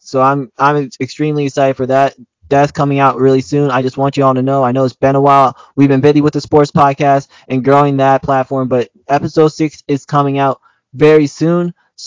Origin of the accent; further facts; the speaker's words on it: West Palm Beach, Florida, United States; the person who did some growing up in West Palm Beach, Florida, it was a special week for me.